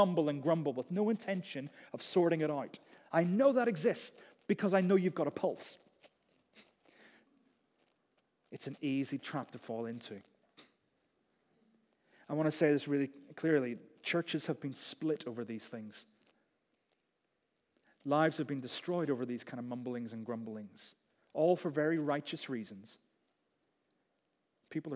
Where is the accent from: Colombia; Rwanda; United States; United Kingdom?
United Kingdom; We're British.